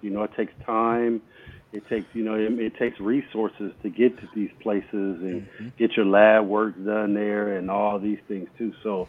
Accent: Ohio, United States; I'm from Ohio

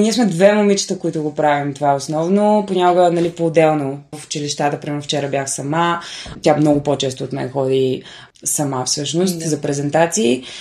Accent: Bulgaria; now in Sofia, Bulgaria; аз съм от Сеноград.

